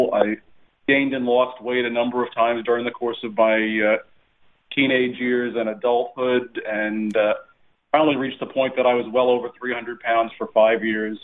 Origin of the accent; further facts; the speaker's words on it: New York, United States; now in Florida, United States; We were Italian-American growing up in New York